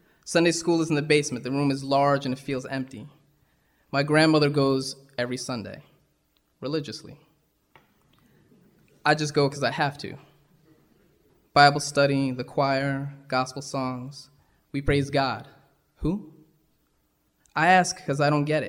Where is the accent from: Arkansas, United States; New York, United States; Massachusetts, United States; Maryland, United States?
New York, United States; I'd say New York.